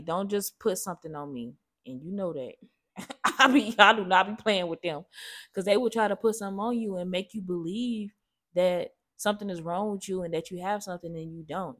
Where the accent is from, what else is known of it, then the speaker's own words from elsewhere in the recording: Gary, Indiana, United States; growing up in Gary used to be freezing